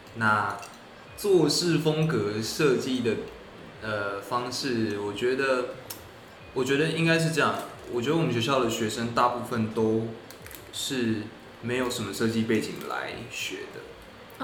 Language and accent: Chinese; Tainan, Taiwan; moved away as an adult; now in Hong Kong; 我高中在台南念书